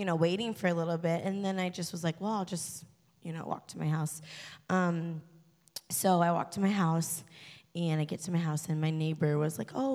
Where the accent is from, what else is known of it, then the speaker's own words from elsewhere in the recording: Delaware, United States; I grew up in Delaware.